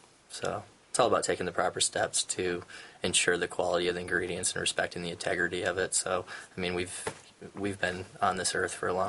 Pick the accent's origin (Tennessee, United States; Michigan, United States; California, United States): Michigan, United States; Lansing; I'm from Lansing. This is a community I grew up in, and it's a community I want to be in.